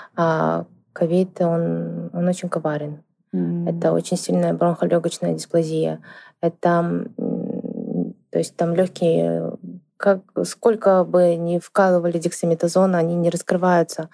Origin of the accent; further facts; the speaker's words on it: Shymkent, Kazakhstan; в городе Шимкент, это в, в моем родном городе